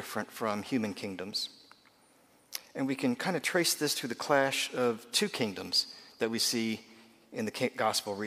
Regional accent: United States; I'm an American

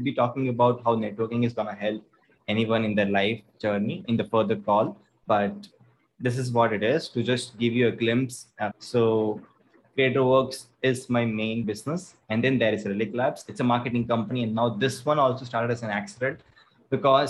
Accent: Chennai, Tamil Nadu, India; I'm from Chennai. Born and brought up in Chennai.

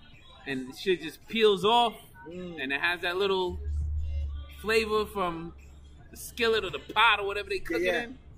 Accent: Queens, New York, United States; That's look, I'm from Queens. We don't do that shit. No. Like, ain't no Queens motherfucker gonna ask you to walk to Brooklyn.

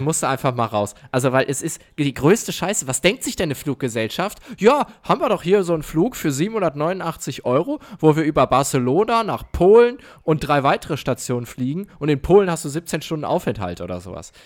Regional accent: Mayen, Rhineland-Palatinate, Germany; moved away; meine Heimat ist Mayen

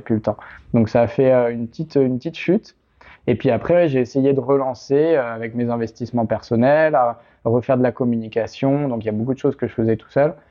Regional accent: La Rochelle, Nouvelle-Aquitaine, France; moved away as an adult; now in Paris, France; je suis originaire de La Rochelle

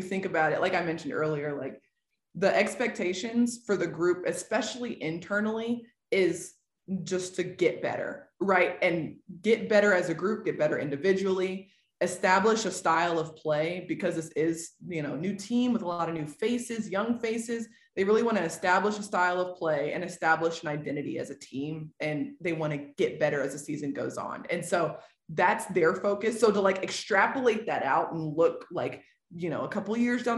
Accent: Nashville, Tennessee, United States; moved away as an adult; now in Oklahoma City, United States; I was born and raised in Nashville, or like in the Middle Tennessee area

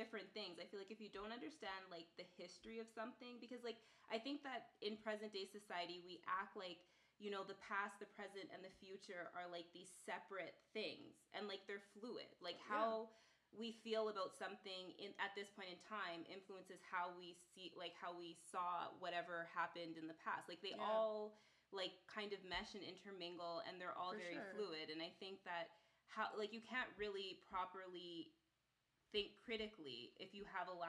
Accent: Canada; as a Canadian

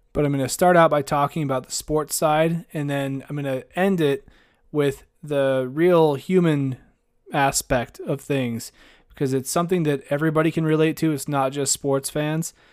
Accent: Idaho, United States; I grew up in, in Idaho and I went to school in Idaho

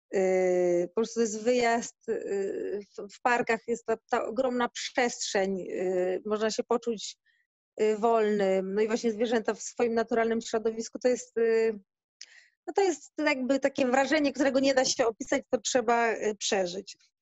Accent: Gdynia, Pomeranian Voivodeship, Poland; moved away as an adult; now in Africa (Indian Ocean coast); Ja pochodzę z Gdyni, z Bałtyku

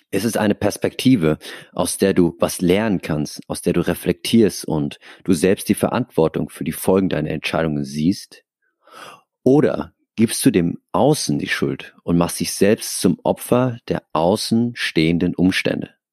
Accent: Aschaffenburg, Bavaria, Germany; now in Hamburg, Germany; Und dann kam der große Umzug nach Hamburg. Next Level. Also davor, ich in meiner Heimatstadt Aschaffenburg ich kannte die Leute

